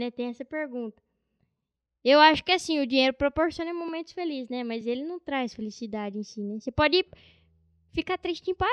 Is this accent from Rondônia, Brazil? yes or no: no; Bauru, São Paulo, Brazil; Nasci em Bauru. Moro lá desde quando eu nasci. Minha família toda é de lá, né?